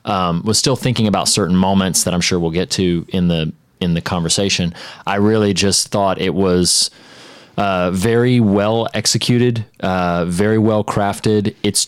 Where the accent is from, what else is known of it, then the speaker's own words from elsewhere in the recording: North Carolina, United States; Most people, despite my having told them a dozen times, will guess when they try to guess that I'm from South Carolina. But you're one of the only people, probably because Josh is also from North Carolina, that it's stuck in your head a little bit more.